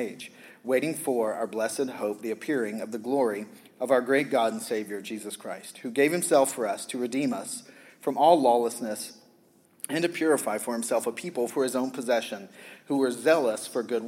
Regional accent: the South, United States; growing up in the South

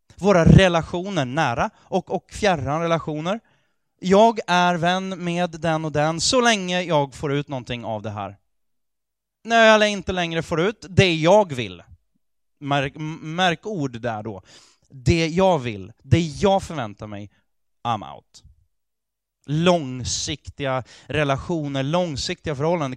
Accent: Sweden; Jag är fullt ut svensk. För jag är född här, jag har ett svenskt pass

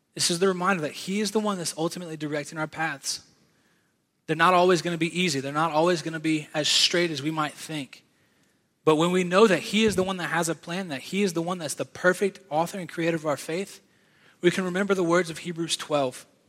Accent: Virginia, United States; now in South Carolina, United States; I was born and raised in Virginia. Now I live in South Carolina

